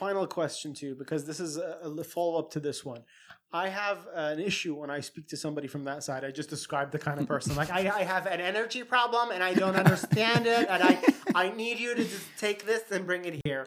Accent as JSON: {"language": "English", "country": "Saudi Arabia", "tie": "born or raised there", "said": "my own experiences growing up in Saudi"}